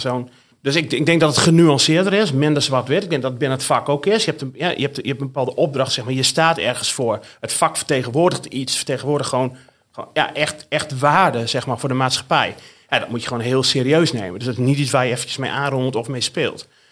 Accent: the north of the Netherlands, Netherlands; accent: northern Dutch; En zoals je aan mijn accent kunt horen, en die verbloem ik ook niet meer, kom ik uit het noorden van, van Nederland

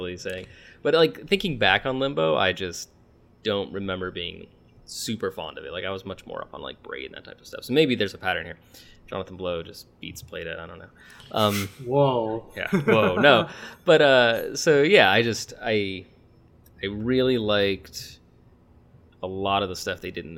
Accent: United States; we're Americans

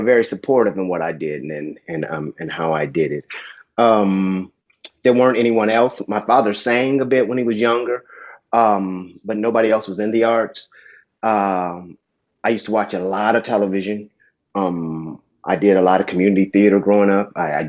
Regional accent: Dayton, Ohio, United States; I grew up in Dayton, Ohio. I'm the oldest of five children

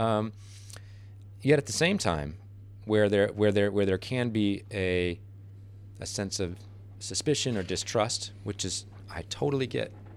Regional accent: United States; as an American

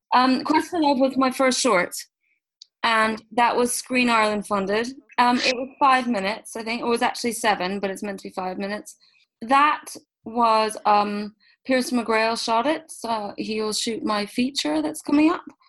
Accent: Switzerland; moved away; I grew up in Switzerland

